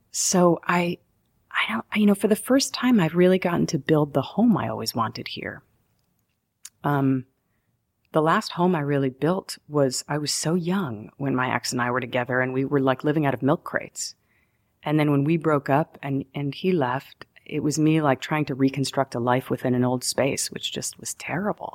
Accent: New York, United States; also born or lived in Denver, Colorado; I'm a New Yorker

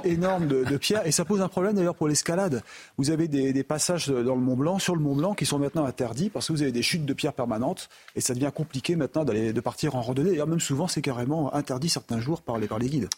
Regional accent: Switzerland; je suis suisse

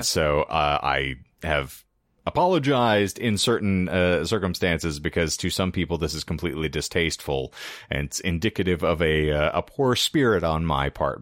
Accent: United States; we, as the American public

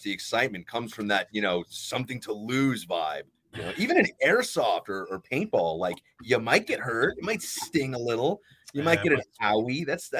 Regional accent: Long Island, New York, United States; I grew up on Long Island

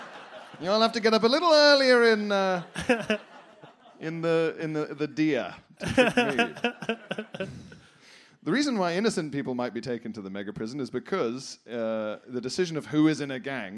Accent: El Salvador; English is a second language; I'm a big fan and I was born and raised in El Salvador.

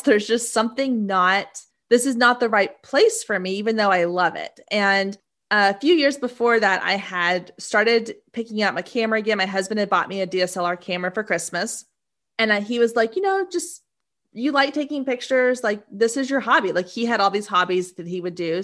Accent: Waco, Texas, United States; moved away; I grew up in Waco, Texas

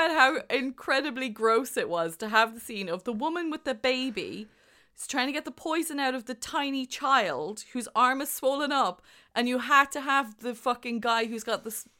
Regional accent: Ireland; I'm from Ireland. Sorry. They, you know, St. Patrick got rid of all the snakes. We ain't got none.

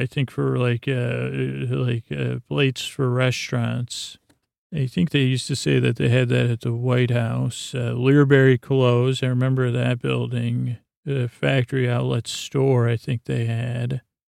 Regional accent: Syracuse, New York, United States; think I was born in Krause, Irving, Syracuse University

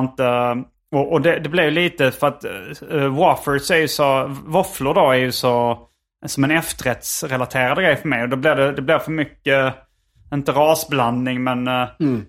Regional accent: Sweden; now in Los Angeles, United States

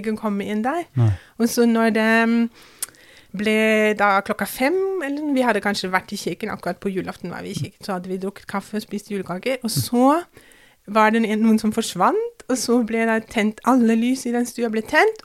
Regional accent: Kaiserslautern, Rhineland-Palatinate, Germany; Norwegian is a second language; now in Drammen, Norway; jeg vokste opp um, ganske langt sør-vest i Tyskland

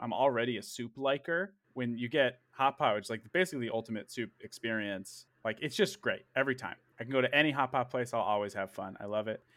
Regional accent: Princeton, Massachusetts, United States; I was born and raised in Princeton, Massachusetts

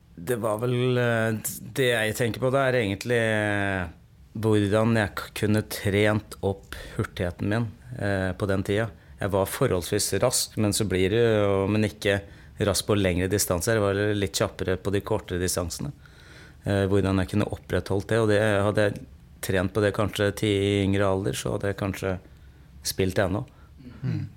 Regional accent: Sarpsborg, Østfold, Norway; moved away as an adult; also born or lived in Moss / Stavanger; jeg kommer eh, opprinnelig fra Sarpsborg. Eh, gikk, bodde mine ungdomsår på Yven. Jeg gikk barneskolen der.

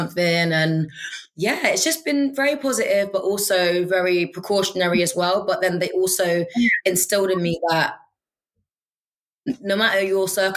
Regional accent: London, United Kingdom; I'm of a Nigerian heritage, was born and raised in London

